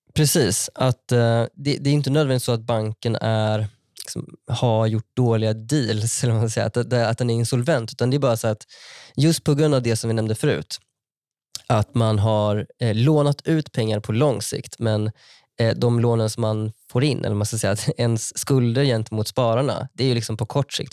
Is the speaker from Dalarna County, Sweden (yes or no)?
no; Vara, Västra Götaland, Sweden; moved away as an adult; min lokala bank från där jag växte upp